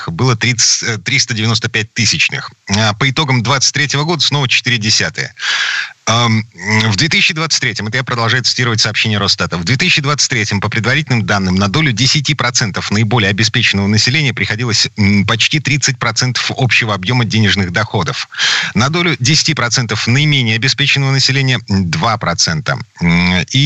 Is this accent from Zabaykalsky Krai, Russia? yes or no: no; Saint Petersburg, Russia; из Петербурга